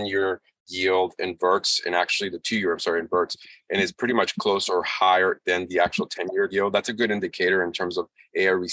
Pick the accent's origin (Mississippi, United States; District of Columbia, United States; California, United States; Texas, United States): District of Columbia, United States; Washington; I'm from Washington, D.C., obviously the United States